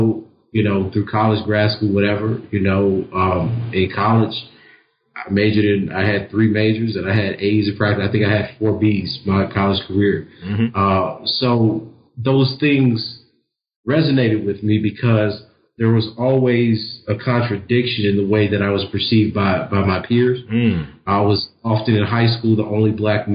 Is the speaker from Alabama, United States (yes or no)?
no; Lake Charles, Louisiana, United States; moved away as an adult; I was a first generation student from Lake Charles, Louisiana